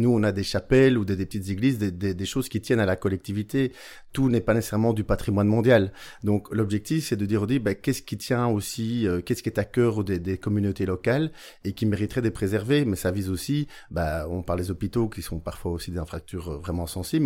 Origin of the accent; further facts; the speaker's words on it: Beauvechain, Wallonia, Belgium; chez nous à Beauvechain